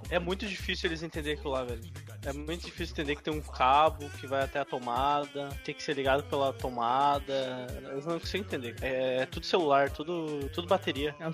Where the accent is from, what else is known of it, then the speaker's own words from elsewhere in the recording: Alvorada, Rio Grande do Sul, Brazil; Eu fiz lá o cursinho em Gravataí, sendo que eu sou de Alvorada. Tinha que pegar dois ônibus por dia.